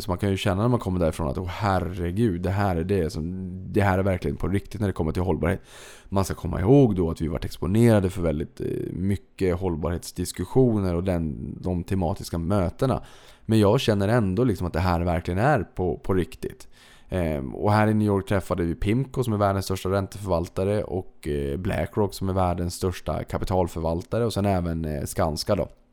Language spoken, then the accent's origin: Swedish; Boden, Norrbotten County, Sweden; moved away; jag kommer från Boden